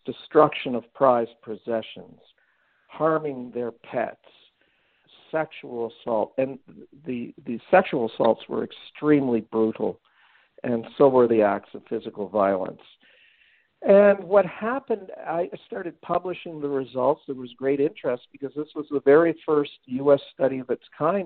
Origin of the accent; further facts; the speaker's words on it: Ottawa, Ontario, Canada; moved away as an adult; now in Athens, United States; I'm Canadian, and I moved from Ottawa, Ontario